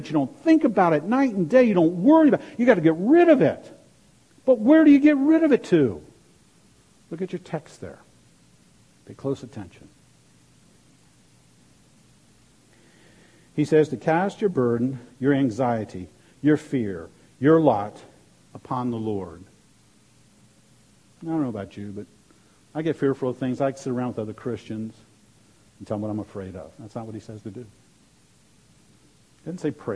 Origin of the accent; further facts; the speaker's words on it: Maryland, United States; moved away; I grew up in Maryland, and my dad would take me fishing in the Chesapeake Bay.